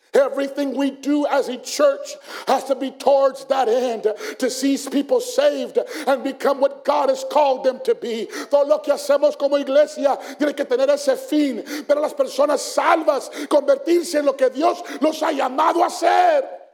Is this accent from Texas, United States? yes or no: no; Phoenix, Arizona, United States; I'm from South Phoenix, that's how we talk